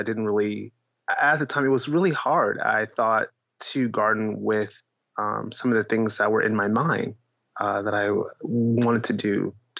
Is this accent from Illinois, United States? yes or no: no; Vallejo, California, United States; I was born in Vallejo, California